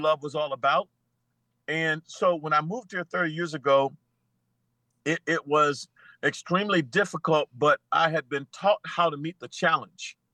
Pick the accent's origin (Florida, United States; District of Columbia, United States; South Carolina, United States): Florida, United States; St. Petersburg; moved away as an adult; also born or lived in Mississippi / Springfield, Missouri; now in Springdale, United States; I'm from St. Petersburg, Florida, having lived through some of the social issues of my own personal life